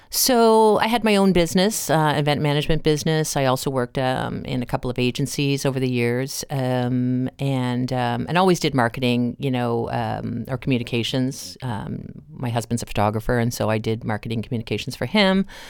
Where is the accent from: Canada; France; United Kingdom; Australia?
Canada; Cape Breton, Nova Scotia; moved away; I'm from Cape Breton originally